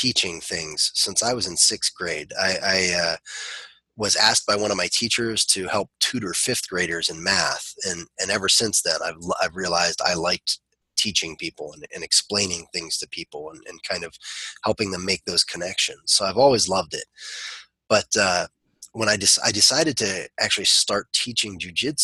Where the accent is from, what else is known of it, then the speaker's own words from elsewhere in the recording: Ohio, United States; also born or lived in West Virginia; We moved from West Virginia to Ohio when I was pretty young, and I started doing Kung Fu at that time